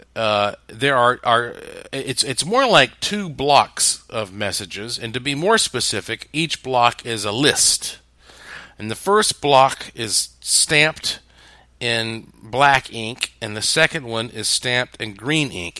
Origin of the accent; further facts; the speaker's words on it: the Bible Belt, the South, United States; I was raised up in the Bible Belt as a Southern Baptist